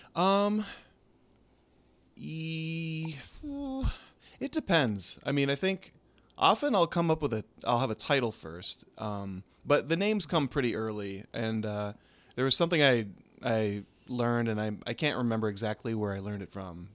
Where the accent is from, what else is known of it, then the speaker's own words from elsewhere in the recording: Minnesota, United States; moved away as an adult; also born or lived in Los Angeles; I'm from Minnesota originally, but we lived in L A for eleven years